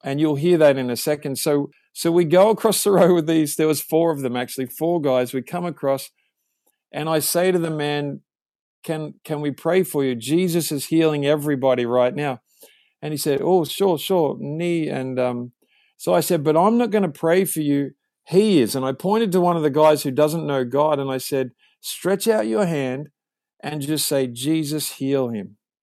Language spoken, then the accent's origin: English; Australia; moved away as an adult; now in California, United States; I grew up in Australia, as you can tell